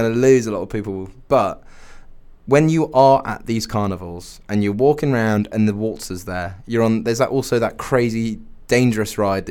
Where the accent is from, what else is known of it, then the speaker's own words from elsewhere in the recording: England, United Kingdom; We're English